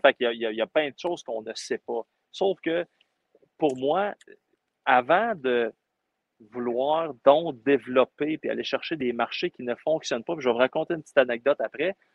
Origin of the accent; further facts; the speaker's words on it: Rouyn-Noranda, Quebec, Canada; je viens de Rouen-Noranda